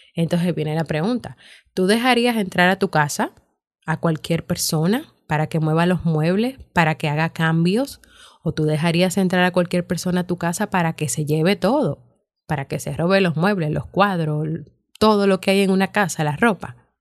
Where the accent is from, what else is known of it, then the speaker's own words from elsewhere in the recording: Dominican Republic; mi país, República Dominicana